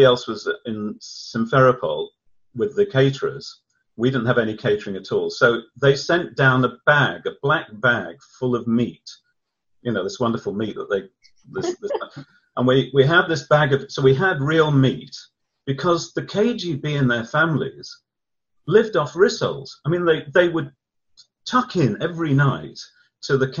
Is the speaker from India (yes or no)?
no; England, United Kingdom; I'm English.